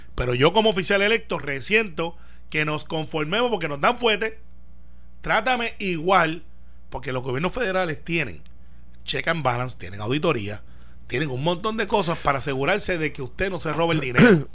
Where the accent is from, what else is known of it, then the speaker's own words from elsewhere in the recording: Guaynabo, Puerto Rico; Guaynabo, que es mi pueblo